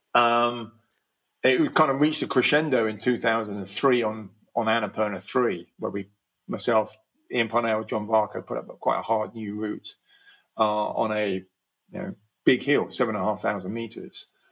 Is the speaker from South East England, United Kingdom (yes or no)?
yes; Slough, South East England, United Kingdom; I grew up in Slough